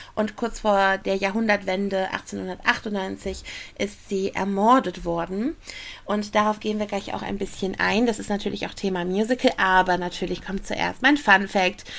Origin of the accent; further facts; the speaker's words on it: Essen, North Rhine-Westphalia, Germany; in meiner Heimatstadt Essen